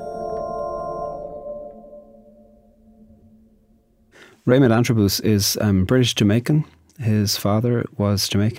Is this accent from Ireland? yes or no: yes; Ireland; I'm a poet from Ireland.